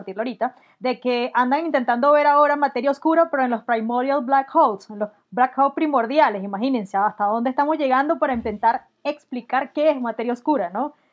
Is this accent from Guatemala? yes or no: no; Barinas, Venezuela; moved away as an adult; also born or lived in Mérida, Venezuela; now in Bogotá, Colombia; nací, Venezuela? en Barinas. En Barinas es un estado ahí